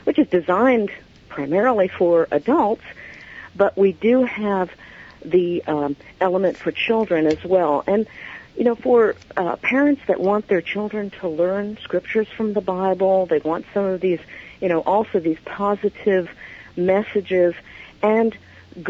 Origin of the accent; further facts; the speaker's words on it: New York City, New York, United States; moved away; I'm originally from New York, New York City area